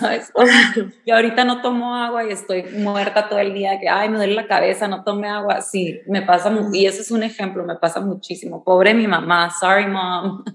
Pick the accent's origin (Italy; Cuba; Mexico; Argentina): Mexico; Mexicali, Baja California; yo crecí en Mexicali